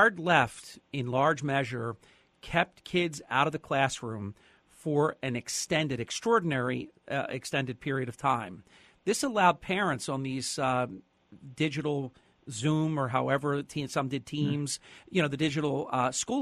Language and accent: English; New Jersey, United States; my home state of New Jersey